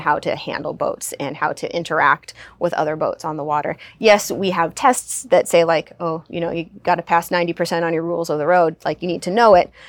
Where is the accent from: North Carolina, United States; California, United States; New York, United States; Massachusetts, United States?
California, United States; Southern; I grew up in Southern California